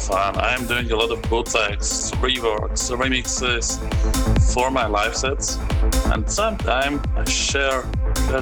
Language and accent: English; Bratislava, Bratislava Region, Slovakia; in Bratislava, in my hometown